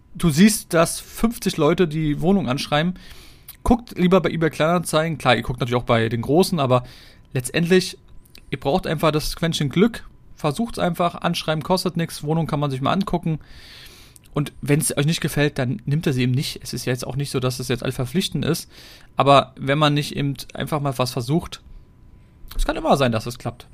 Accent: Berlin, Germany; Wenn du schon so lange hier wohnst und aufgewachsen bist

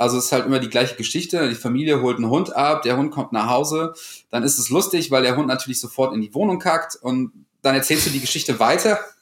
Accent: North Rhine-Westphalia, Germany; moved away as an adult; now in Cologne, Germany; ursprünglich komme ich eigentlich vom Niederrhein, kleines Dorf

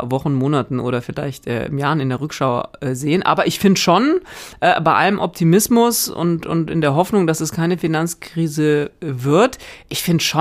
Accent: Northern Germany, Germany; ich komme ja eher aus Norddeutschland, ne? deswegen versuche ich mich gar nicht an, diesen, äh, an dieser rheinischen Mundart

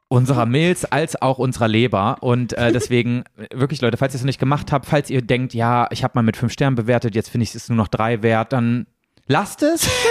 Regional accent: East Germany, Germany; ich komme ja aus dem Osten

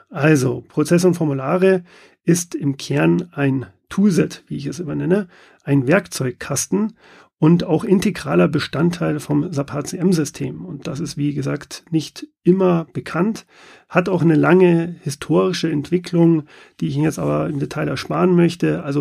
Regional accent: Munich, Bavaria, Germany; Man hört es nicht, aber ich bin Münchner, bin hier im Münchner Head Office auch ansässig

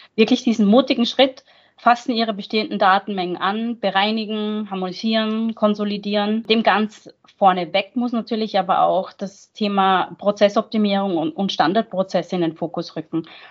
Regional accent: Austria; moved away as an adult; now in Mainz, Germany; geboren und aufgewachsen in Österreich, aber ich arbeite seit 15 Jahren

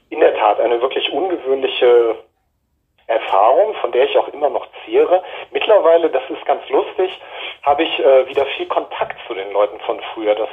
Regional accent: Japan; dann folgten halt Jahre meiner Kindheit in Japan, ähm, was in erster Linie einfach sehr schöne Erinnerungen sind

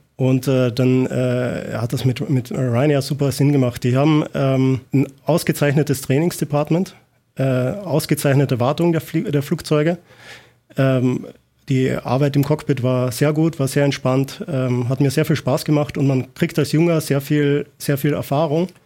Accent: Austria; moved away; ich komme ursprünglich aus Österreich

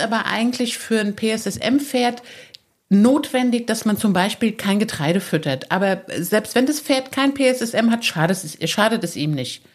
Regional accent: Saarland, Germany; moved away; Ich bin ja im Saarland aufgewachsen, ich bin da geboren

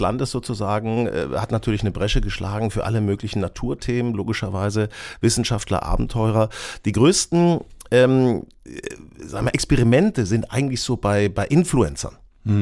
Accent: a village near Hanover, Lower Saxony, Germany; now in Hamburg, Germany; ich bin auf dem Dorf aufgewachsen, äh, in der Nähe von Hannover

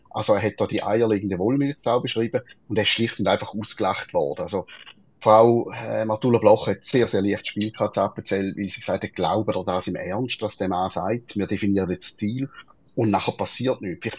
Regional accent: Schaffhausen, Switzerland; Und wir sind Schaffhauser FDPler sind wir bis jetzt nie so auf dem Radar gewesen

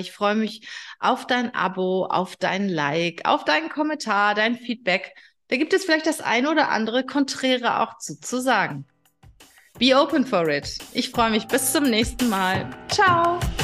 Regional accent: Germany; bei uns in Deutschland

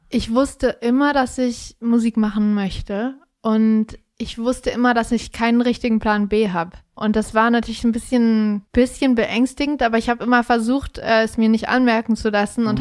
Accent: Kassel, Hesse, Germany; born or raised there

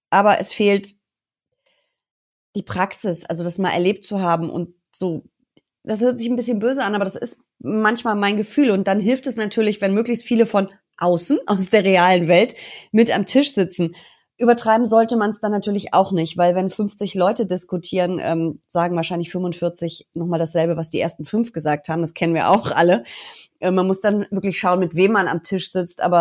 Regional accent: North Rhine-Westphalia, Germany; Also ich bin ein bisschen mutiger als Herr Lindner ähm, und ich komme aus NRW. Du weißt, unser Abi hier hat ja nicht den allerbesten Ruf

